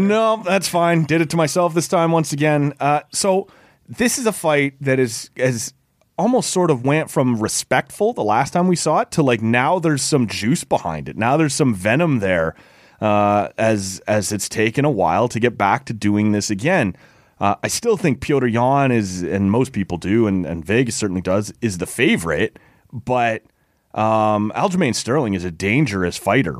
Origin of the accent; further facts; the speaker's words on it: Oshawa, Ontario, Canada; I grew up in Oshawa